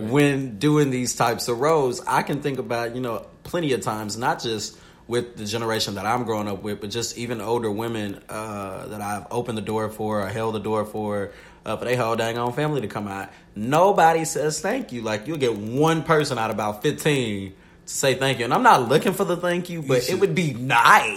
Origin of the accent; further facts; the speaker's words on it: the South, United States; I am from the South.